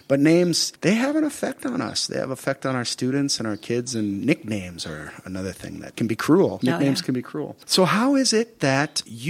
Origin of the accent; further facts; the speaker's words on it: United States; moved away; also born or lived in France; which growing up in the United States